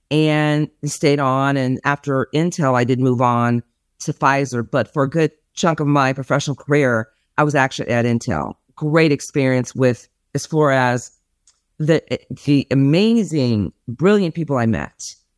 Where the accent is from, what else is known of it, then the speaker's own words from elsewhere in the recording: California, United States; now in Dallas, United States; Yes, I'm from California. I live in Dallas, Texas now.